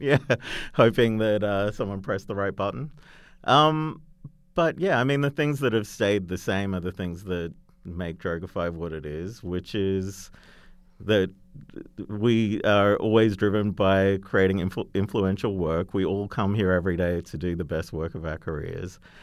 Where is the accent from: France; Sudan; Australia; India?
Australia; accent: Australian; moved away; Australian tourism, which, uh, you know, through my accent, you might gather I might know a little bit about.